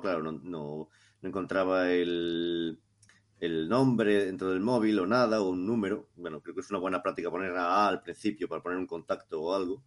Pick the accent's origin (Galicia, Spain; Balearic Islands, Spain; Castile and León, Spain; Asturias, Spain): Galicia, Spain; Cariño; en mi pueblo, en Cariño